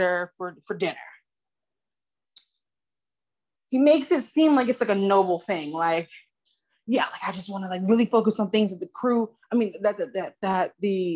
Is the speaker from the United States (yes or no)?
yes; United States; I'm from America